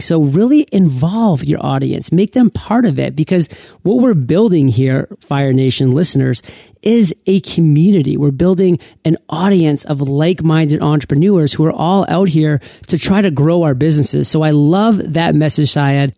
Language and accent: English; United States; one of the few born and bred Americans